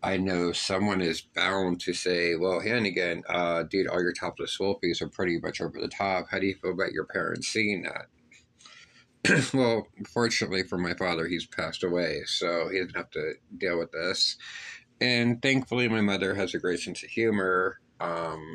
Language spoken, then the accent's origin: English; Pittsburgh, Pennsylvania, United States; When I was a child, I was raised in Northside, Pittsburgh